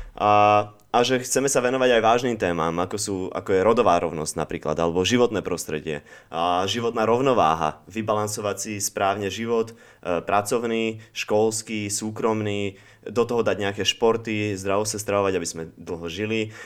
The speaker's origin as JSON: {"language": "Slovak", "country": "Slovakia", "also_born_or_lived": "Spain / Netherlands", "moved": "as an adult", "said": "keď som mal 18, tak som sa takisto zbalil a odišiel som zo Slovenska"}